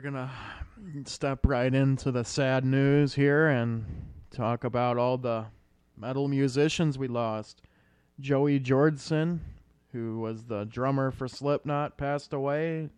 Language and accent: English; Iowa, United States; since we're from Iowa